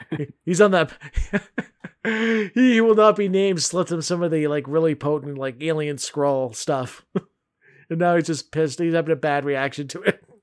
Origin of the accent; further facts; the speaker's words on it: Vancouver, British Columbia, Canada; I'm from Vancouver